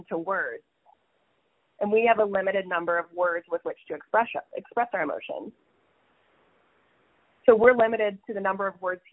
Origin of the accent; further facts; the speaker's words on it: Kokomo, Indiana, United States; my house where I grew up on North Webster Street in Kokomo, Indiana